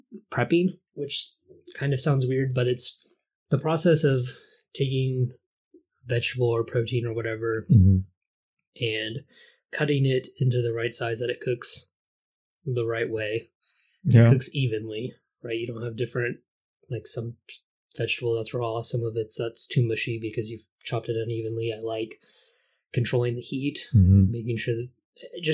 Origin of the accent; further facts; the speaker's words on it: Dallas, Texas, United States; I was born in Dallas.